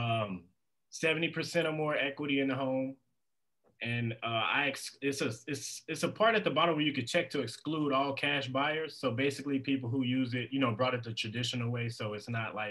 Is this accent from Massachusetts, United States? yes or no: no; Indiana, United States; now in Las Vegas, United States; I'm from Indiana